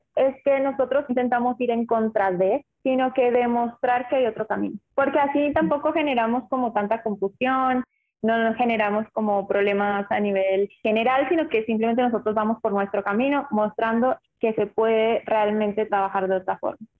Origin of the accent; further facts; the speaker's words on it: Uruguay; also born or lived in Colombia; Yo soy colombiana, pero me crié en Uruguay.